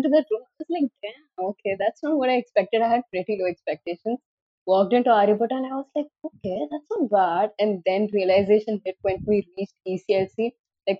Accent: Kolkata, West Bengal, India; So I'm from Kolkata itself

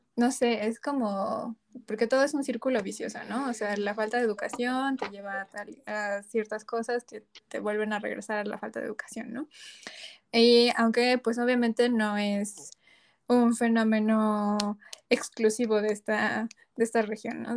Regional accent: Mexico; desde nuestra perspectiva como mexicanas

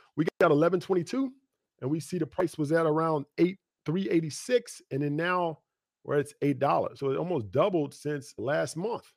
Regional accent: United States; we grew up in Clarksville Guthrie

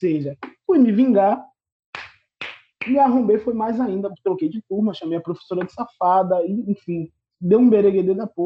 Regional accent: Northeast Region, Brazil; Eu falava, pai, eu sou nordestino.

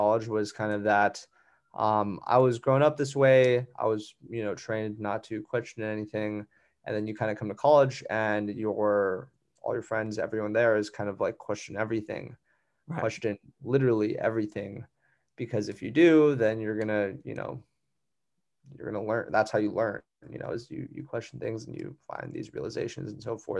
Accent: Hawaii, United States; I'm from Hawaii.

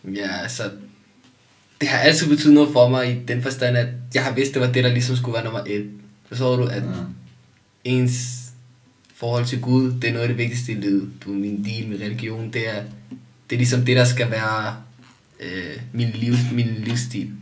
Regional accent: Denmark; jeg er også opvokset i et dansk samfund

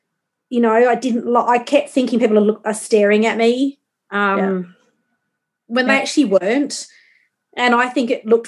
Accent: Australia; obviously I'm from Australia, yes, but I'm not tanned.

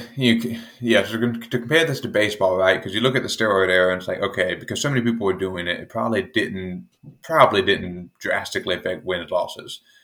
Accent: United States; being an American

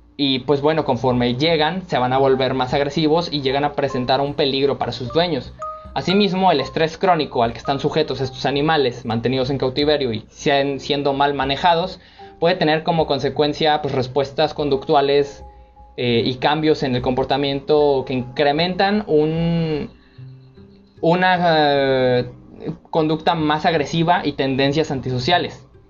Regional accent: Córdoba, Veracruz, Mexico; el caso de mi ciudad, en, en, Córdoba

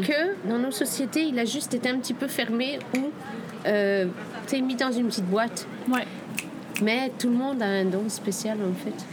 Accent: Indonesia; moved away; J'ai passé toute mon enfance en Indonésie

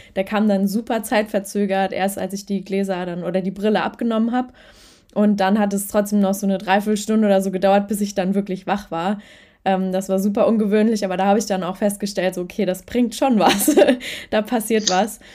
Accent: Germany; bei uns in Deutschland

